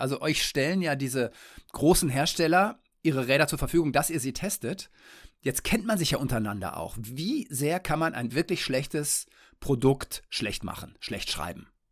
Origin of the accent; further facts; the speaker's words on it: Detmold, North Rhine-Westphalia, Germany; now in Kiel, Germany; in meine Heimat nach Detmold